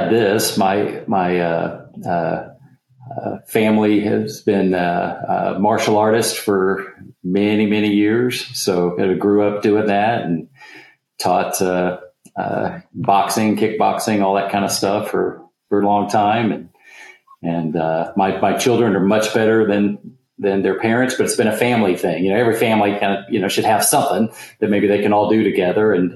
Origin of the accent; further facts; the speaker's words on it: just outside of Oklahoma City, United States; Home base is just outside of Oklahoma City. So right in the middle of the country.